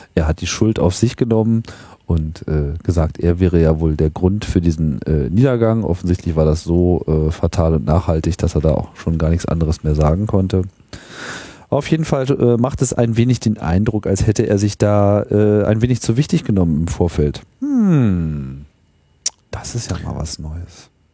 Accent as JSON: {"language": "German", "country": "Germany", "said": "so als Deutscher"}